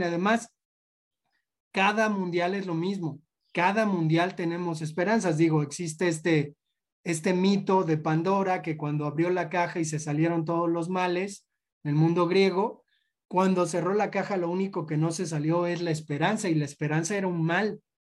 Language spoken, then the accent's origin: Spanish; Mexico; como comunidad, como cultura mexicana